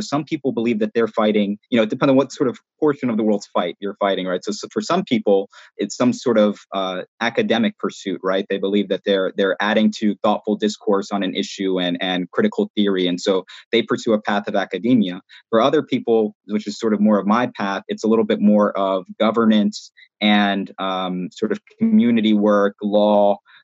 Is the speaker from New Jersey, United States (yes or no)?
yes; Newark, New Jersey, United States; I came from Newark, and it's something that I'm proud